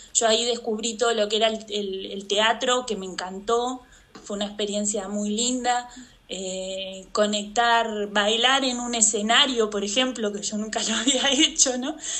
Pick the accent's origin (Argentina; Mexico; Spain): Argentina; Santa Fe; moved away as an adult; also born or lived in Ushuaia; yo nací en Santa Fe, en Argentina, que es el norte de Argentina